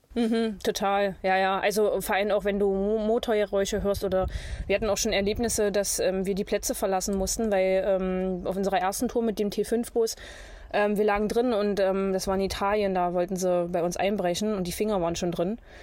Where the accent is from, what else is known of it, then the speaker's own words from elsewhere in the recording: near Magdeburg, Egeln basin, Saxony-Anhalt, Germany; moved away; Magdeburg, aus der Nähe von Magdeburg. Äh, aus der Egelner Mulde ursprünglich